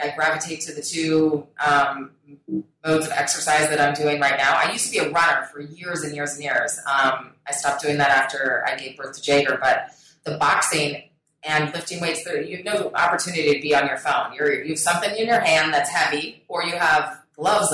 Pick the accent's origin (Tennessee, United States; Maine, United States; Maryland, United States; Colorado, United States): Colorado, United States; I grew up in Colorado, and it tends to be a very health-conscious state